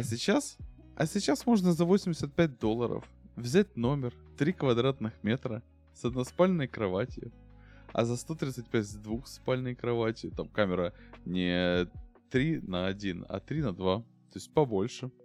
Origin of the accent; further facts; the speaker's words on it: Ukraine; я украинец